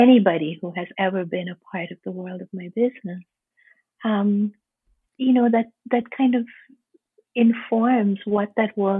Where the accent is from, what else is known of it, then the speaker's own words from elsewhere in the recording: India; I was born and raised in India